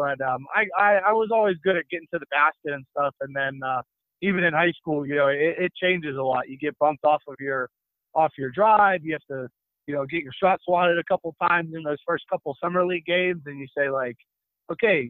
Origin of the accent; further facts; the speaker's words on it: Murrysville, Pennsylvania, United States; moved away as an adult; also born or lived in Spain; I'm a Pittsburgh kid. I'm from Murrysville, Pennsylvania. Grew up, played high school basketball at Franklin Regional in Western PA